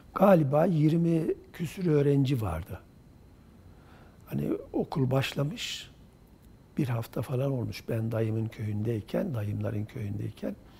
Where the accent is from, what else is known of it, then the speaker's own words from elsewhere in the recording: Çiçekdağı, Kırşehir Province, Turkey; moved away; also born or lived in Kırıkkale / Ankara / Çubuk; 1952 yılında e, Kırşehir Çiçek Dağı ilçesi Hacı Duraklı köyünde doğdum.